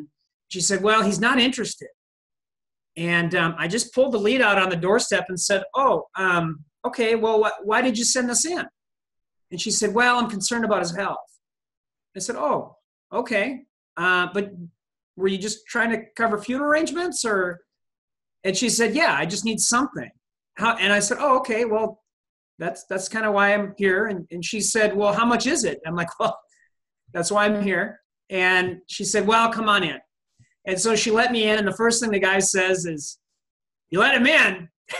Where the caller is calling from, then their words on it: West St. Paul, Minnesota, United States; I'm calling from West St. Paul, Minnesota, which is south of St. Paul